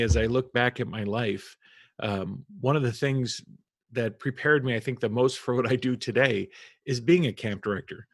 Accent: Albany, New York, United States; now in New York City, United States; i was born and raised in New York, mm. and so we're originally from upstate Albany, the Albany area

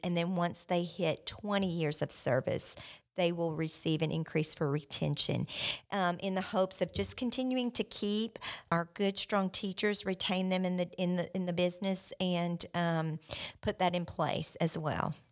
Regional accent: South Louisiana, United States; now in Joshua, United States; I grew up in South Louisiana

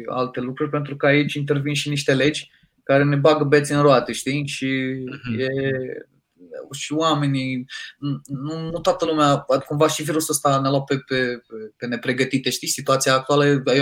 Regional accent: Moldavia, Romania; m-am ambiționat eu ca un moldovean șmecher ce sunt

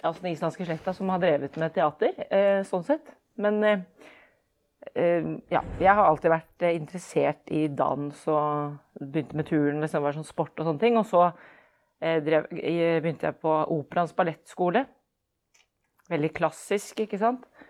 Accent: Oslo, Norway; also born or lived in Iceland / Fredrikstad; født og oppvokst i Oslo

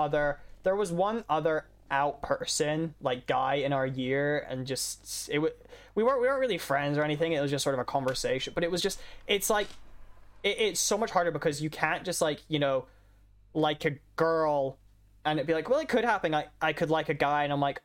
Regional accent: Scotland, United Kingdom; I'm Scottish. I'm legally required to talk shit about

